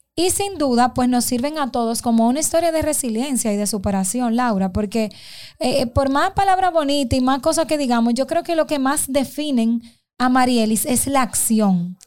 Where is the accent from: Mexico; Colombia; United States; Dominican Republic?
Dominican Republic; como mujer y como dominicana